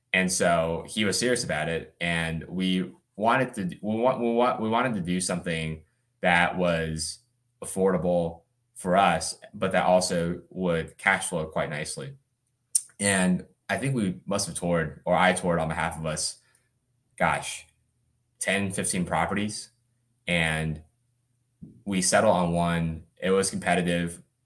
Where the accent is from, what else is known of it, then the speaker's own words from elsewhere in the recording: Birmingham, Alabama, United States; also born or lived in China / Atlanta, Georgia; I grew up mostly in Birmingham, Alabama. My family was born in China and then moved here when I was about 6 years old. We lived in Atlanta for a couple of years before moving to Birmingham.